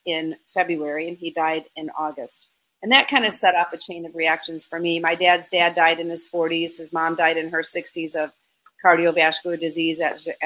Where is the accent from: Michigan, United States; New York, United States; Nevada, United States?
Michigan, United States; now in Florida, United States; I grew up in Michigan in a Lebanese Armenian household